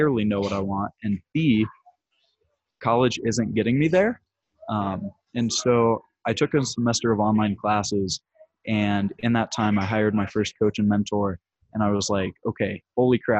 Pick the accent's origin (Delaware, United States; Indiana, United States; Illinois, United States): Indiana, United States; I'm from Indiana, and Chicago's about 3 hours away from me.